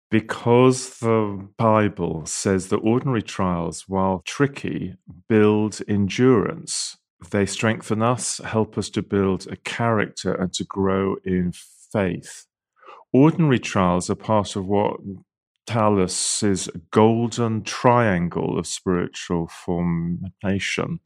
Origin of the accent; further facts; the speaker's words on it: United Kingdom; I'm British